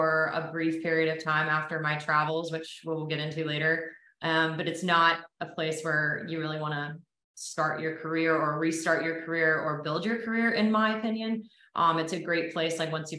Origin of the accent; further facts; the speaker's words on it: Ponte Vedra Beach, Florida, United States; I was born in Ponte Vedra Beach, Florida, which is a small little golf beach town outside